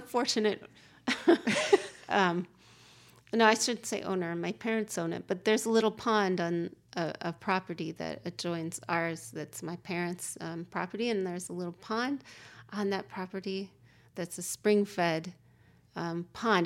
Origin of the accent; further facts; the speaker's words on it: Oregon, United States; moved away; also born or lived in Chicago; I grew up in Oregon